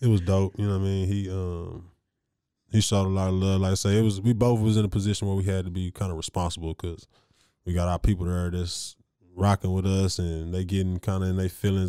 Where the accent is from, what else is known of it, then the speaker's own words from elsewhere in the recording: Waco, Texas, United States; the pride that we are to be from Waco